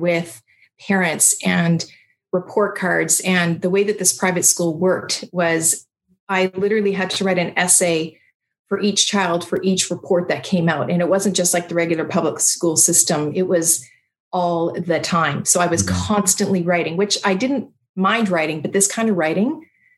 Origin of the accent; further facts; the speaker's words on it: Abbotsford, British Columbia, Canada; moved away; I grew up in Abbotsford, BC, in the Fraser Valley